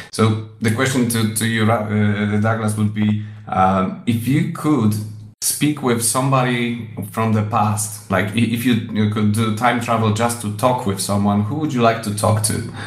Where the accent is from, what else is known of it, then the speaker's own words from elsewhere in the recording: Jelenia Góra, Lower Silesian Voivodeship, Poland; I come from Poland, from the city called Jelenia Góra